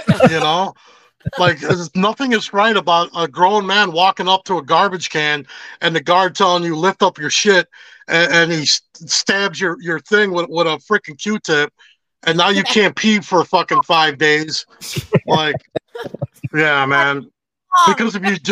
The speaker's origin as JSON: {"language": "English", "town": "Chicago", "region": "Illinois", "country": "United States", "tie": "born or raised there", "said": "I grew up on Cicero and Armitage, but I gangbanged all the way over, like, deep into Humble Park"}